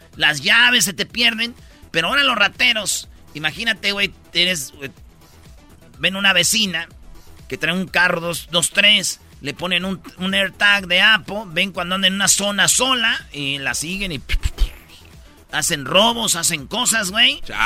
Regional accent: Jiquilpan, Michoacán, Mexico; moved away; allá en mi pueblo, en Jiquilpan, Michoacán

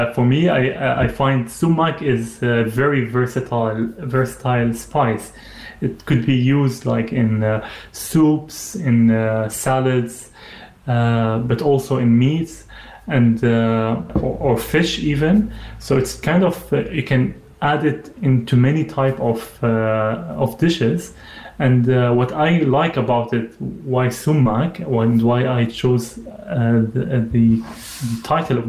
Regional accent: Saudi Arabia; So I grew up in Saudi Arabia. My parents, they were working there. My dad had his business.

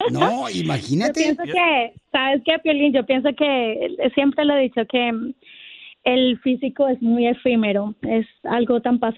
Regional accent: Colombia; now in United States; quiero sentirme acompañada pues, gente de mi tierra, aquí hay colombianos, pero...

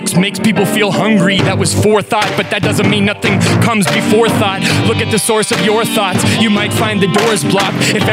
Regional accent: Western Canada, Canada; I'm from Western Canada

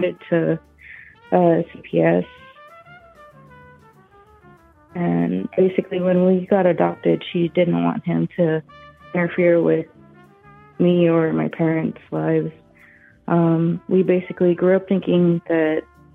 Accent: Texas, United States; I'm from Texas

